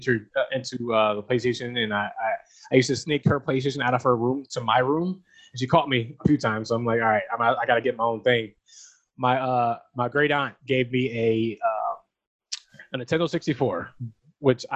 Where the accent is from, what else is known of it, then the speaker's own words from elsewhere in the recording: York, Pennsylvania, United States; Born and raised in York, Pennsylvania